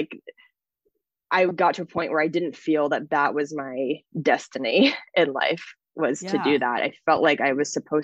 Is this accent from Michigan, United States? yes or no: no; Washington, United States; moved away as an adult; also born or lived in Los Angeles; I moved to my hometown in Washington State